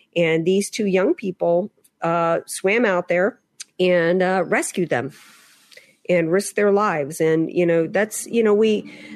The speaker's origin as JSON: {"language": "English", "region": "the South", "country": "United States", "tie": "born or raised there", "moved": "yes", "said": "I grew up in the South where most, you know, we didn't have a whole lot of blondes roaming around"}